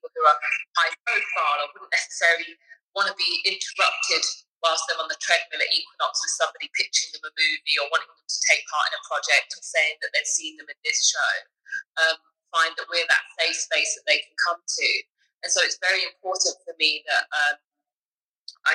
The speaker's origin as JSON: {"language": "English", "country": "United Kingdom", "accent": "British", "moved": "as an adult", "lives_now": "Los Angeles, United States", "said": "I'm a British Olympian, if you could tell by the accent already"}